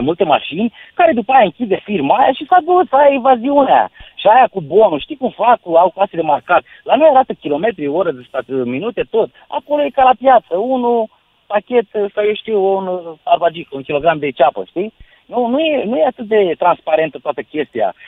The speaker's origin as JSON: {"language": "Romanian", "town": "Pitești", "region": "Argeș", "country": "Romania", "tie": "born or raised there", "moved": "yes", "lives_now": "Timișoara, Romania", "said": "sunt din Pitești, de fel"}